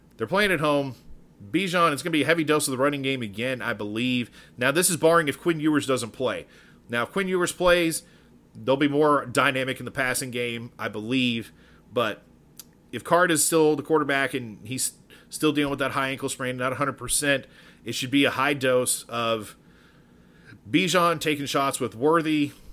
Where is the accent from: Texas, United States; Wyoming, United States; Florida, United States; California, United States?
Texas, United States; Dallas; from Dallas originally, grew up, I mean, by birthday, I was born on Friday, the day before a Texas O U game back in the day. I was born in Baylor Hospital in downtown Dallas